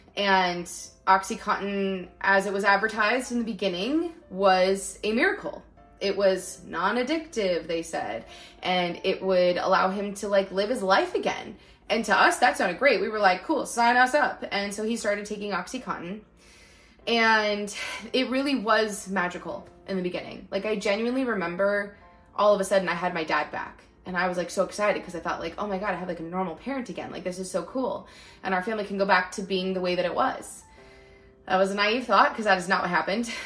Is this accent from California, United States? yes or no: yes; Northern California, United States; also born or lived in Lancaster, California; we moved up to Northern California when I was five because there was just more jobs up here for him